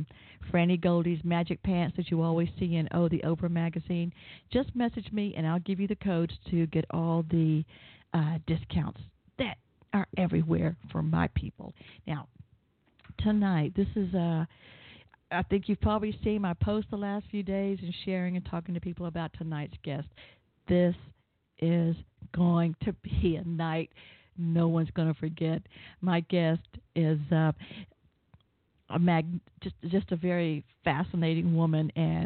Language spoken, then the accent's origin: English; the South, United States; I'm from the South